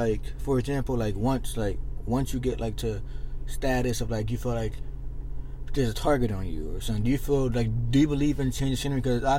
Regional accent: Philadelphia, Pennsylvania, United States; alright, well, growing up in Philly, well, as of right now, you see all these homicides, all these like shit going on, and you know you deal with haters.

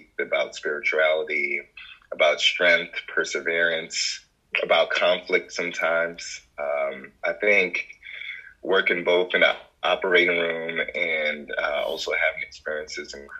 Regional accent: Maryland, United States; moved away as an adult; also born or lived in Jos, Nigeria / Virginia / Brooklyn, New York; now in Houston, United States; I came to the States probably around three and a half years old. I grew up in Maryland

